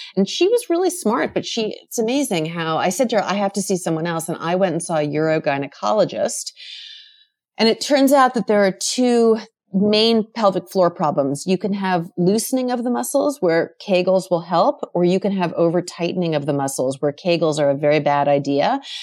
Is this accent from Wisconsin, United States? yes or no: no; Rockland County, New York, United States; born or raised there